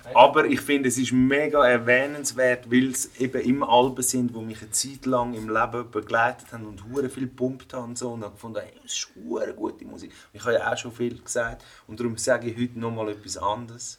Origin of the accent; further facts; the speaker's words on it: Switzerland; Vater ex-Jugoslawien, Mutter aus Spanien, in der Schweiz aufgewachsen.